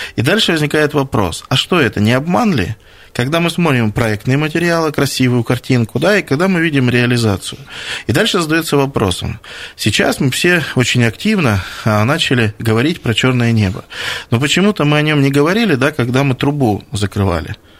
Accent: Krasnoyarsk, Krasnoyarsk Krai, Russia; как жители Красноярска

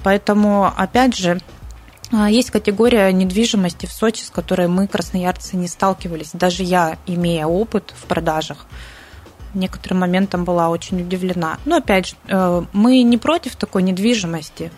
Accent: Siberia, Russia; now in Sochi, Russia; Мы, в принципе, сибиряки

